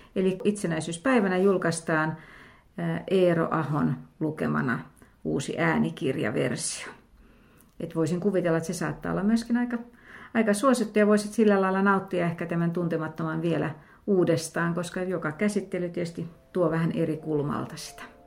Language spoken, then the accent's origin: Finnish; Lahti, Päijänne Tavastia, Finland; mä olen Lahdesta kotoisin